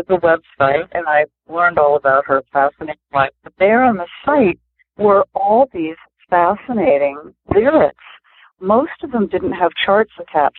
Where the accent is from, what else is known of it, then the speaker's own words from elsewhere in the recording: Providence, Rhode Island, United States; now in Cambridge, United States; I grew up mostly in Providence, Rhode Island, and so I was an urban girl, city girl